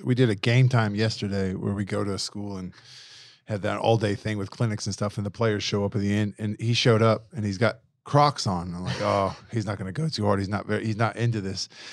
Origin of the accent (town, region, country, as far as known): United States; now in Australia